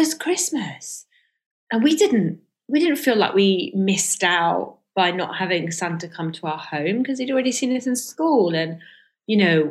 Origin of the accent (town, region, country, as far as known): London, United Kingdom; born or raised there; accent: received pronunciation; first language Farsi; English is a second language; also born or lived in Iran